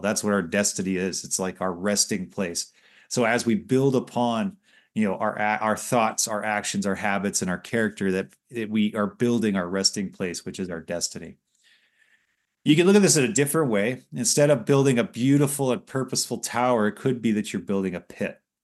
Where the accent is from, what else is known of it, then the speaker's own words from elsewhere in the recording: Los Angeles, California, United States; moved away; growing up in Los Angeles